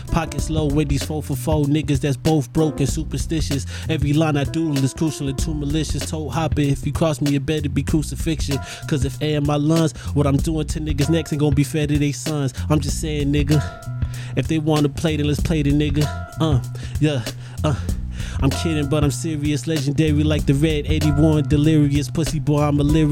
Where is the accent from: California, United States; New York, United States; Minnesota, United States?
California, United States; Los Angeles; I'm from Panorama City.